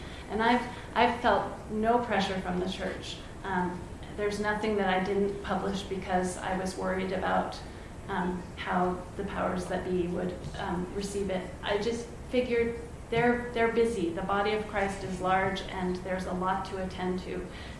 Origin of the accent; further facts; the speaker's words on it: the South, Southern United States, United States; I'm a Southerner